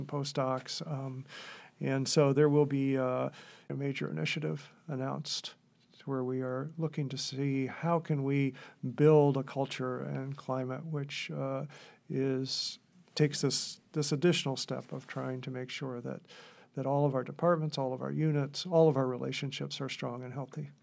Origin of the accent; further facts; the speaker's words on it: Gouverneur, New York, United States; I grew up in Governor, New York, which, uh, at the time was a community of about five thousand people